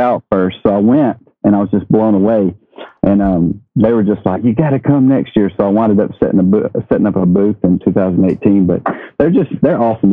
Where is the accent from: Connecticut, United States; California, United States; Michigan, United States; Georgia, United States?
Georgia, United States; Atlanta; I'm from Atlanta or just north of Atlanta